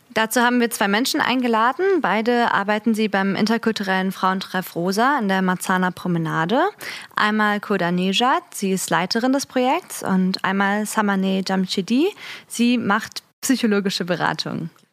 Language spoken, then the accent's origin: German; Berlin, Germany; ich bin 20 und komme aus Berlin.